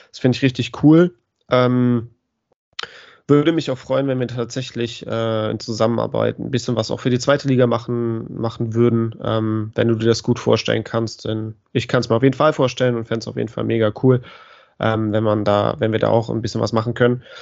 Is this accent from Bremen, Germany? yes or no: yes; Bremen, Germany; ich, auch als Bremer würde ich mich über den Aufstieg des HSV sehr freuen